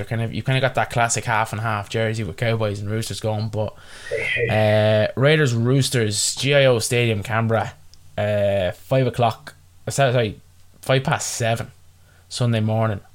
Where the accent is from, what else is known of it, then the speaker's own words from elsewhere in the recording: Ireland; I'm Irish